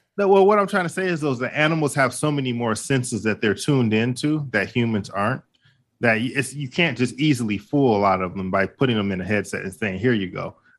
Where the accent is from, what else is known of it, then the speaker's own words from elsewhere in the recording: Midwest, United States; the theme parks where, where I grew up at in the Midwest, like, for example, Cedar Point